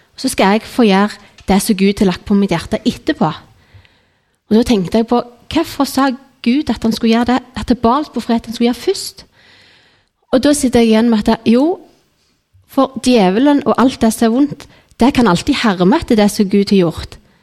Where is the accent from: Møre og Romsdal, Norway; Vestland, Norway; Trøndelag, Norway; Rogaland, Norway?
Rogaland, Norway; Nærbø; jeg gikk i menigheten hjemme på Nærbø